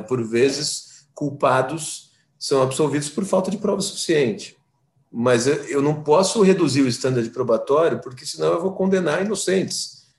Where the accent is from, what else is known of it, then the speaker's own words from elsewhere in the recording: São Paulo, Brazil; eu sou de São Paulo